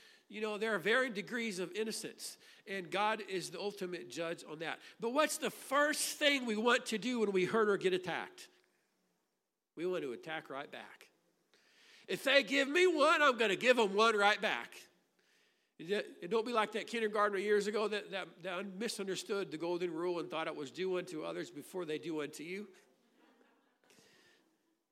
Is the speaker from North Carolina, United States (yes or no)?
no; Grafton, Illinois, United States; I grew up in Grafton, Illinois. I spent my childhood there.